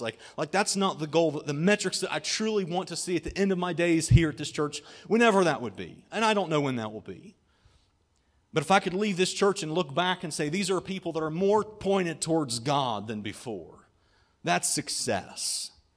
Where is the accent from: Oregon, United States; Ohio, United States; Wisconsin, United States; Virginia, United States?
Ohio, United States; Germantown; I grew up in Germantown, Ohio, which is kind of between Dayton and Cincinnati